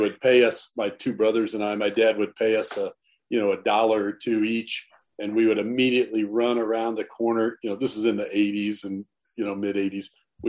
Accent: Northwest Missouri, United States; We grew up in Northwest Missouri, a town of about 10,000 people.

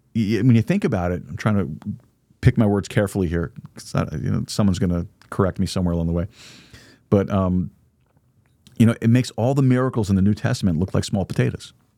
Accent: United States; As an American

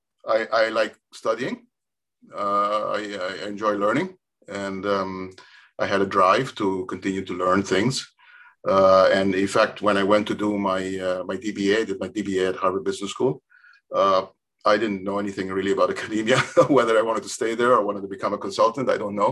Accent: Curaçao; I grew up in Curaçao.

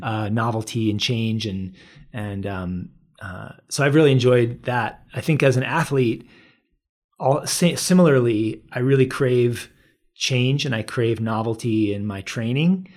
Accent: Washington, District of Columbia, United States; moved away as an adult; now in Boulder, United States; I moved from the Washington, D C area where I grew up and came to college here

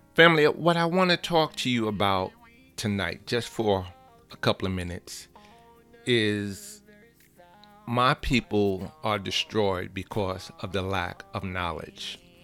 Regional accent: New York City, New York, United States; I'm from the Bronx

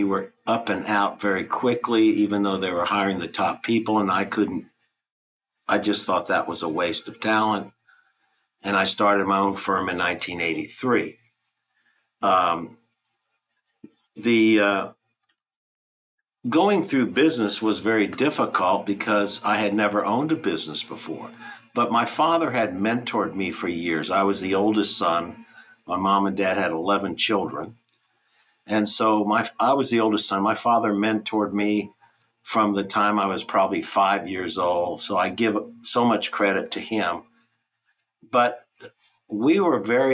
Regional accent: Texas, United States; moved away as an adult; also born or lived in Rhode Island; I moved from Texas to Rhode Island

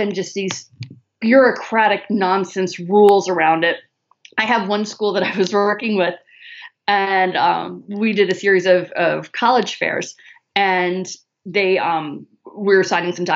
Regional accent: Chicago, Illinois, United States; now in Southern United States; I'm from Chicago. I live in the south

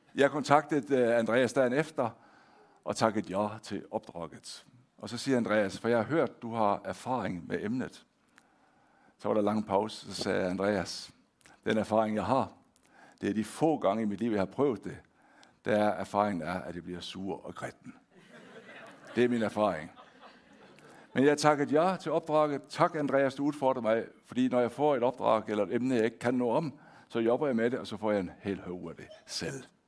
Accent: Denmark; accent: Danish; moved away as an adult; now in Hånes, Norway; jeg er født og opvokset i Danmark

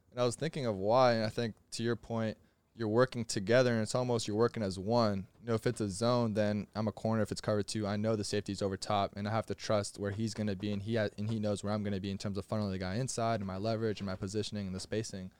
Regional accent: Florida, United States; I'm from Florida

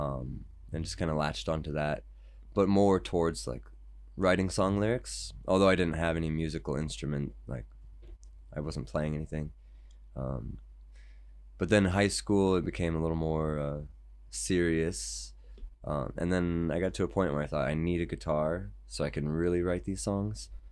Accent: United States; I'm American

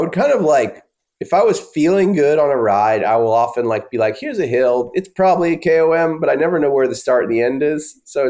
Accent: Austin, Texas, United States; Hometown of Austin.

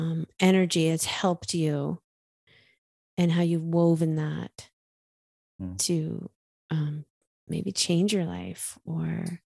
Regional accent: New York, United States; accent: New York; Pardon my New York accent.

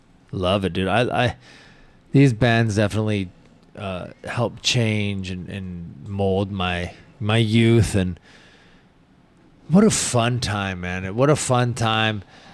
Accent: Washington, United States; I have a lot of memories, you know, from where I grew up in Washington.

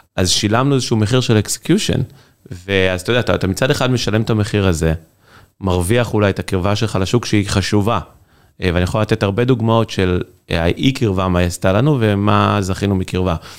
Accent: Kfar Ruth, Central District, Israel; moved away as an adult; now in San Francisco, United States; אנחנו מכבים רעות. אני ממושב, נקרא כפר רות, ל- ליד מקום עם רעות

